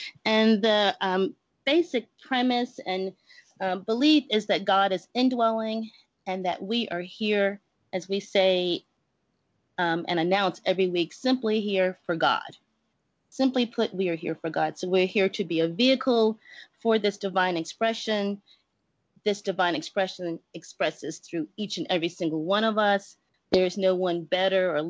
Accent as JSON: {"language": "English", "town": "New York City", "region": "New York", "country": "United States", "tie": "born or raised there", "moved": "as an adult", "lives_now": "Los Angeles, United States", "said": "I grew up in this small Baptist church in the South Bronx"}